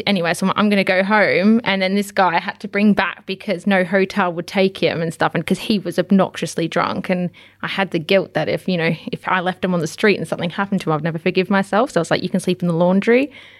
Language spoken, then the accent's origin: English; Victoria, Australia; I am from the Yarra Valley, so I should know my wine.